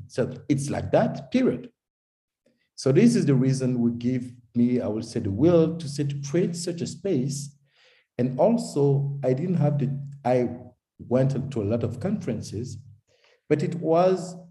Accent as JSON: {"language": "English", "country": "Togo", "tie": "born or raised there", "also_born_or_lived": "Paris, France", "moved": "as an adult", "lives_now": "Zurich, Switzerland", "said": "I was born in Togo in West Africa, because my father is Togolese and my mom is German. And I was raised in Togo to my baccalaureate, and then I go in France, make my studies there"}